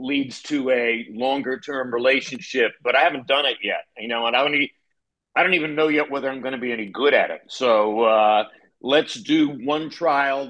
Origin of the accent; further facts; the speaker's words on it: North Carolina, United States; moved away; also born or lived in California; I'm originally from North Carolina.